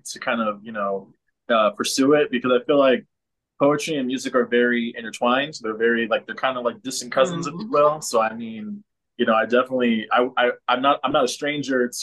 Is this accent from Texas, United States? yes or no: yes; San Antonio, Texas, United States; I am born and raised in San Antonio